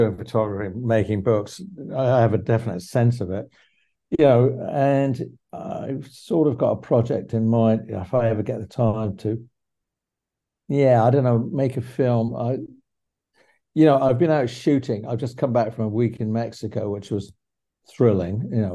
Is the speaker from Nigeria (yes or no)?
no; England, United Kingdom; when I was 14, 15, 16, 17, in my hometown in England